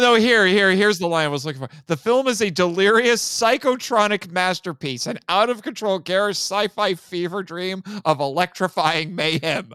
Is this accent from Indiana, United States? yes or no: yes; Indiana, United States; in my home state of Indiana